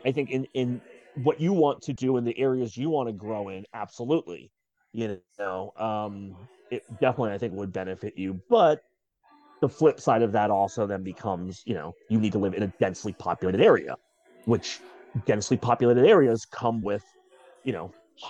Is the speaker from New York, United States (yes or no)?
yes; New York, United States; now in Seattle, United States; I grew up in New York, you know, again, the north side of the country